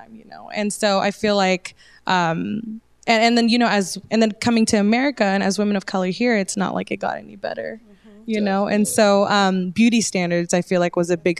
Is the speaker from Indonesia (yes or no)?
yes; Indonesia; I was born in Indonesia. So I identify as Indo-Melanesian because nationally, I am from Indonesia